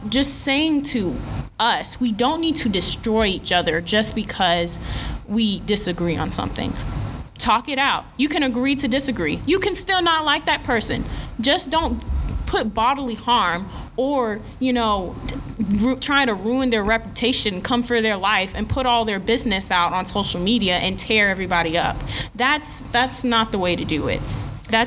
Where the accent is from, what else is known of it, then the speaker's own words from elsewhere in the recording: New York, United States; moved away as an adult; now in Texas, United States; I'm from New York